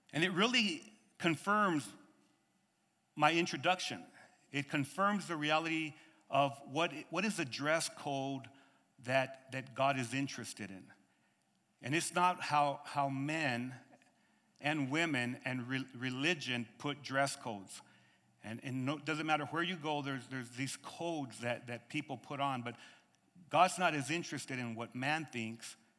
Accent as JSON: {"language": "English", "country": "United States", "said": "I'm from America"}